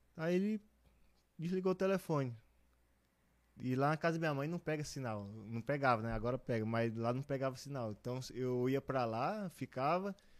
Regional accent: Balsas, Maranhão, Brazil; now in Brusque, Brazil; eu sou de Balsas, no Maranhão. É, no interior do Maranhão, fica 780 km da capital.

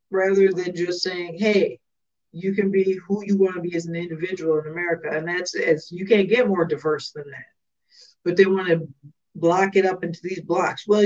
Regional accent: Chicago, Illinois, United States; I don't, I'm from Southside

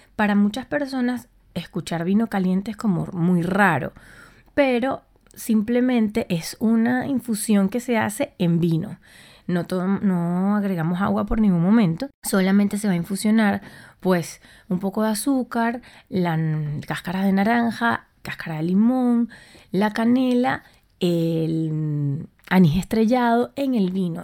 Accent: Puerto La Cruz, Anzoátegui, Venezuela; moved away as an adult; also born or lived in Buenos Aires, Argentina; now in Madrid, Spain; yo soy de Puerto La Cruz en Venezuela

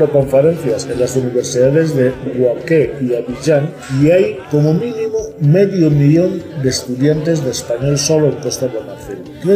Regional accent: Equatorial Guinea; Siendo guineano, evidentemente tengo mucho más interés, mucha más razón para proponer ese diálogo, ese intercambio.

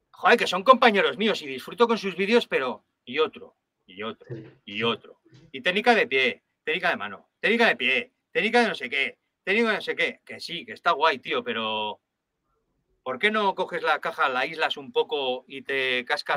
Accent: Logroño, La Rioja, Spain; yo soy de Logroño y, yo estoy en, el Bajo Aragón tocando como un maño más

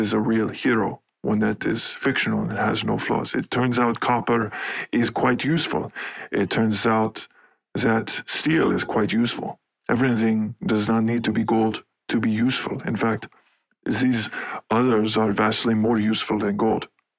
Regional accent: Laufen, Basel-Landschaft, Switzerland; Okay, well, I grew up in Laufen, Switzerland, and had an interest in many different things.

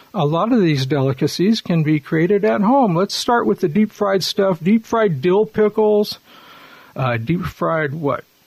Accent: Southern California, United States; also born or lived in Los Angeles / Poway; when you and I grew up in Southern California in the 50s and 60s

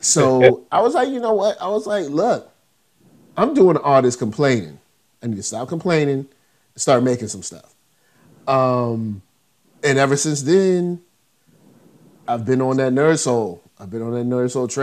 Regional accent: Virginia, United States; I'm from Virginia, so I'm a little further north

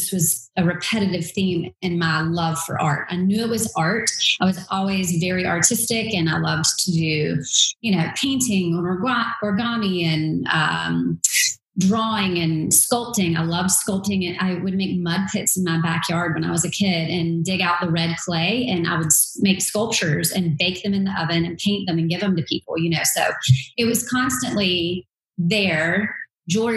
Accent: Durham, North Carolina, United States; From North Carolina, born and bred. I grew up in Durham

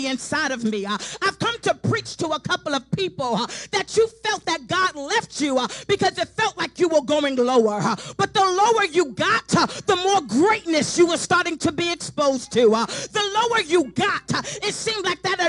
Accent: New York City, New York, United States; now in Charlotte, United States; I'm from Brooklyn, New York

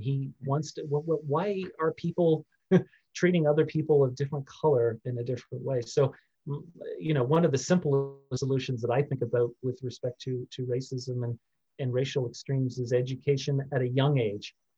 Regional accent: Canada; also born or lived in United States; being Canadian

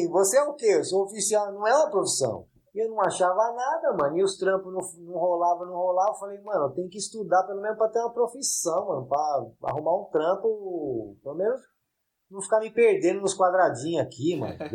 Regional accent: São Paulo, Brazil; eu nasci aqui na Zona Leste mesmo, né, mano? Morei em muitos lugares, mano. Enquanto eu era criança e pá.

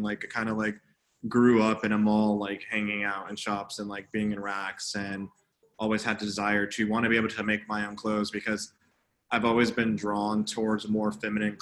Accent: Midwest, United States; I grew up knowing living in the Midwest

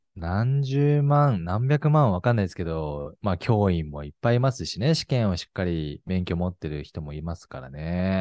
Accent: Hokkaido, Japan; 北海道ずっといるんで

